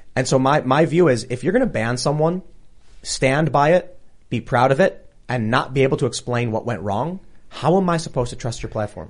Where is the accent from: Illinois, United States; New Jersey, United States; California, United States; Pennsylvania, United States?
Illinois, United States; Chicago; I grew up in Chicago, up in the city